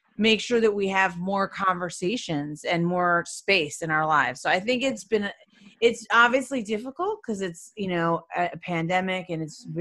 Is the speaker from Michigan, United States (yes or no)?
yes; Detroit, Michigan, United States; moved away as an adult; also born or lived in New York City; now in San Francisco Bay Area, United States; I'm originally from the Midwest. So I'm from Detroit, Michigan